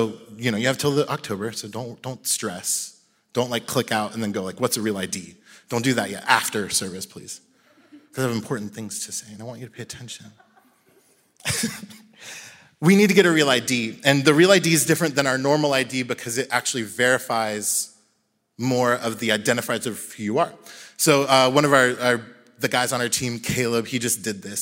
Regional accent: Jacksonville, Florida, United States; where I grew up in Jacksonville

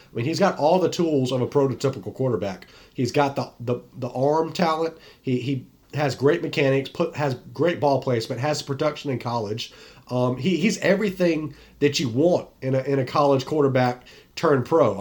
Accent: North Carolina, United States; the Tar Heels, my hometown team

